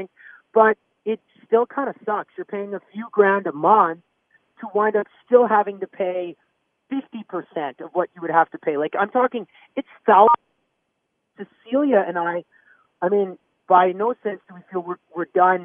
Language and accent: English; Canada; moved away as an adult; now in Nashville, United States; we grew up in Canada.